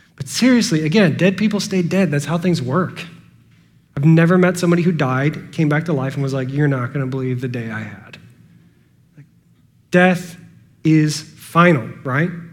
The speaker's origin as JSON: {"language": "English", "country": "United States", "said": "I am an American, born, at the end of the 20th century"}